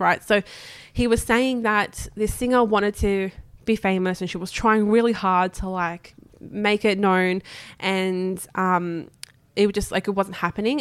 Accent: Australia; as Australian

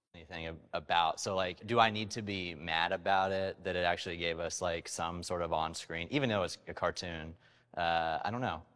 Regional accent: Oklahoma, United States; I'm from Oklahoma

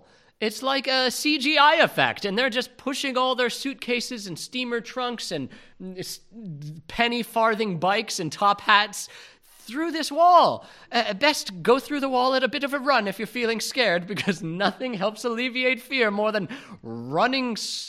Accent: United Kingdom; But being British and not redheaded, it's my stately duty to talk shit about these guys.

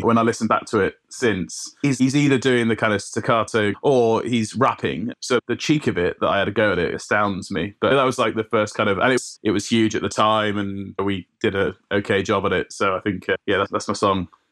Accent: South Wales valleys, United Kingdom; I grew up in South Wales, right? In the valleys

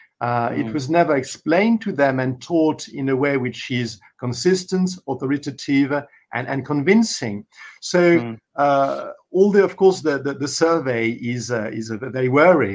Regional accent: France; moved away; also born or lived in Paris; I was brought up in the Mass in French, in my in my country of origin, in France, and in the country, and in Paris

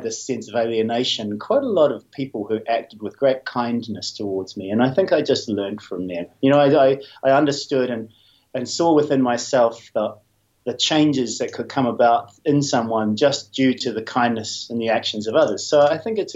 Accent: New Zealand; I'm a New Zealander, grew up in a pretty traditional New Zealand way

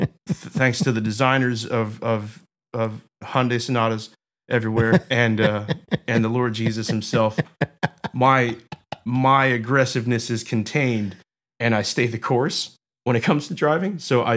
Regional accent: Delran, New Jersey, United States; No, I grew up in South Jersey, small town called Delran.

